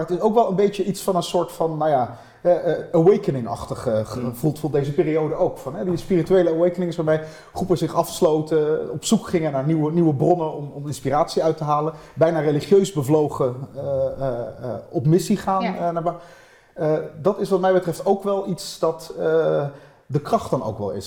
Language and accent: Dutch; Netherlands; ik heb gewoon een Nederlands paspoort ik hoef niet nog iets extra's te doen om Nederlander te worden, buiten het feit dat ik hier geboren ben